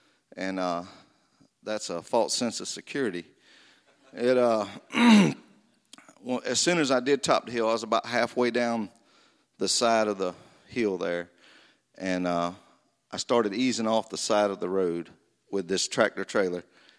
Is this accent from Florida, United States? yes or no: yes; Florida, United States; I was raised in North Florida on a family farm where I was from the second grade until I left to go to the Marine Corps in 1987.